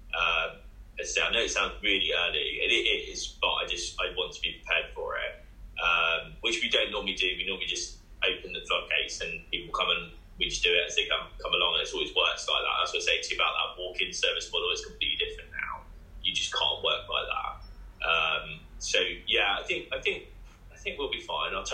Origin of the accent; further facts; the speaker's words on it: Bournemouth, South West England, United Kingdom; I'm from Bournemouth